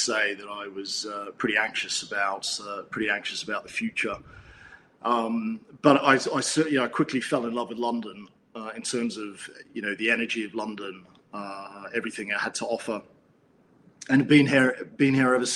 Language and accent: English; Canberra, Australian Capital Territory, Australia; moved away as an adult; now in United Kingdom; I'm actually a native Aussie. So I was born in Canberra and was educated in Canberra